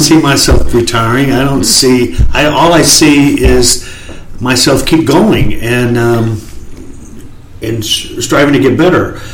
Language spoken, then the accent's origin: English; Dallas, Texas, United States; We grew up in East Dallas